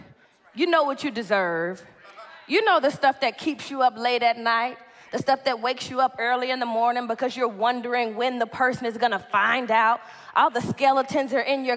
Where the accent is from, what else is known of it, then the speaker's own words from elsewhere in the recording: Dallas, Texas, United States; I'm from Dallas, Texas